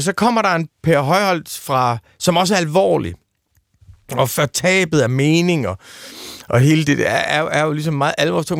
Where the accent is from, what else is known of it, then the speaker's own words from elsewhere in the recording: East Jutland, Central Denmark Region, Denmark; jeg er født i Østjylland i 1974